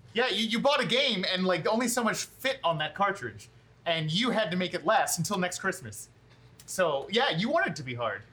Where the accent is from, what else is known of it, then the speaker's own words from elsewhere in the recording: Philadelphia, Pennsylvania, United States; We're from Philadelphia